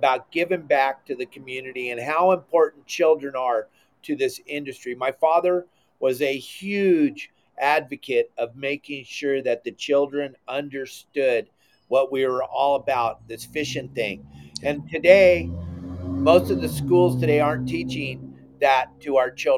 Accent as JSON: {"language": "English", "region": "California", "country": "United States", "moved": "yes", "said": "we come from California, you and I both"}